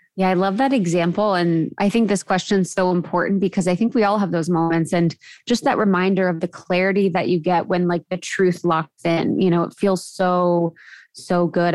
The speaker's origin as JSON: {"language": "English", "region": "Ohio", "country": "United States", "tie": "born or raised there", "also_born_or_lived": "Chicago / Los Angeles", "moved": "as an adult", "said": "I grew up in Ohio, where drinking is very prevalent and popular"}